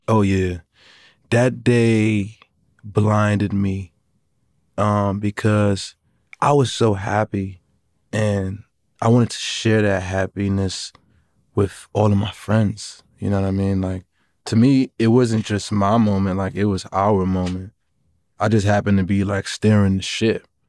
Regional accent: New York City, New York, United States; I'm from Brooklyn. I'm fifteen years old.

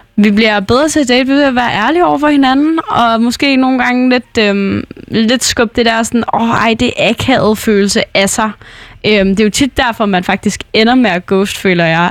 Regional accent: North Jutland, North Denmark Region, Denmark; moved away; jeg blev nødt til at flytte tilbage til Nordjylland, hvor jeg er fra, hvor mine forældre bor

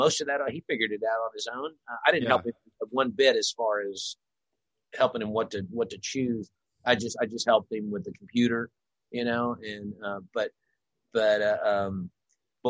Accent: Louisville, Kentucky, United States; Louisville. It's my hometown.

